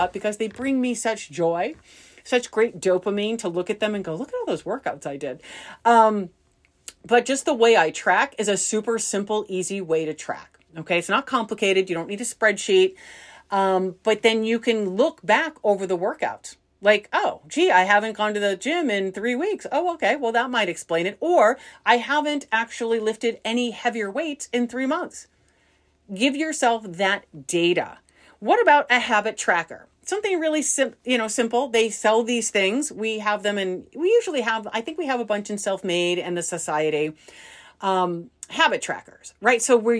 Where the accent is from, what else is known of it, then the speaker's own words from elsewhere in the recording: Midwest, United States; I think I'm more of a data because I grew up in the Midwest, where we say, you know, like aunt and uncle.